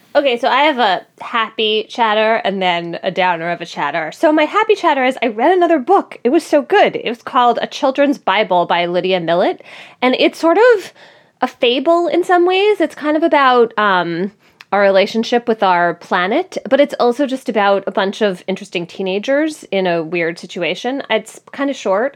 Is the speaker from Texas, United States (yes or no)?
no; Philadelphia, Pennsylvania, United States; now in New Haven, United States; Philadelphia, my hometown